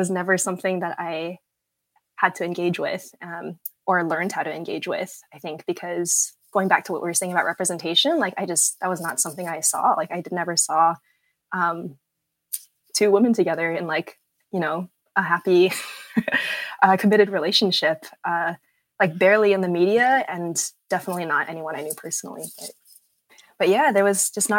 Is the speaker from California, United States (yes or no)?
yes; Southern California, United States; as like a young Asian girl, you know, growing up in Southern California, like a young Southern Californian pastor's kid